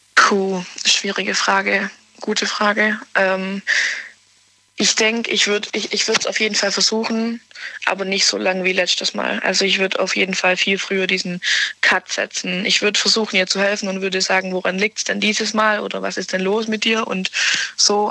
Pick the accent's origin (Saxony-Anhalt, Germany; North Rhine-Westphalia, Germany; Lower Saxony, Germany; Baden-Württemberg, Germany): Baden-Württemberg, Germany; near Ulm; Nähe Ulm